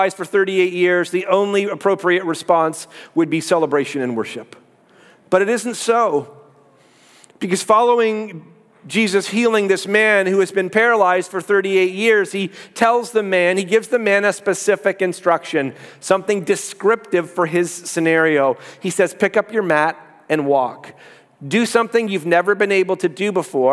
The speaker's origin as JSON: {"language": "English", "country": "Canada", "said": "I'm Canadian."}